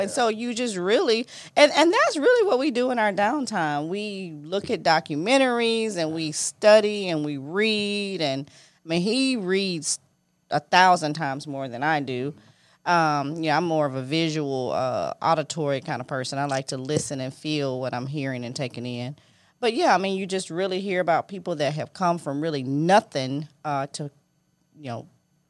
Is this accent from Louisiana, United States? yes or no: yes; Louisiana, United States; I'm from Gippsland, Louisiana, okay? Yeah. So everybody know who I am.